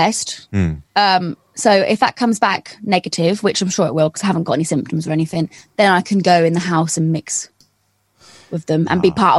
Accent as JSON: {"language": "English", "town": "King's Lynn", "region": "East of England", "country": "United Kingdom", "tie": "born or raised there", "also_born_or_lived": "London", "accent": "Norfolk", "moved": "as an adult", "said": "I'm a Norfolk dumpling. Yeah, I'm from a little place called King's Lynn."}